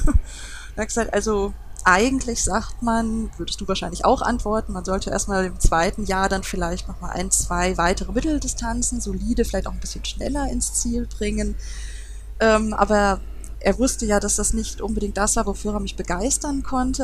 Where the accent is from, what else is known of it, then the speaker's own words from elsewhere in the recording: Duisburg, North Rhine-Westphalia, Germany; Es ist, ist meine Heimatstadt, ich komme daher